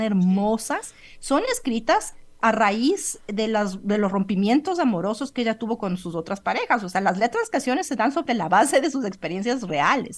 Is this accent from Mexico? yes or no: no; Ecuador; moved away as an adult; also born or lived in Colombia / Europe; yo salí eh, del Ecuador a los 20 años